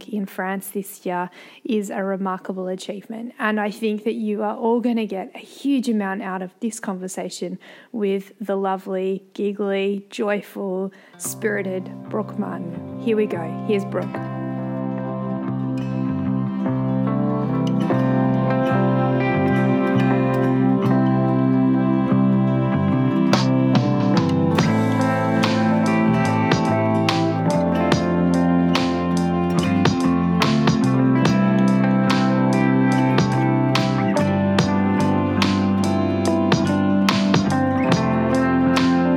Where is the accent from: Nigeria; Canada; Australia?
Australia; we come from Australia, like the land down under, the bottom of the planet